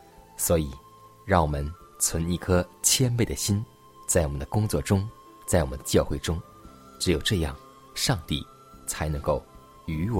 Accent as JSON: {"language": "Chinese", "country": "China", "said": "就像我们中国人有句古语说：“搬起石头砸自己的脚。”"}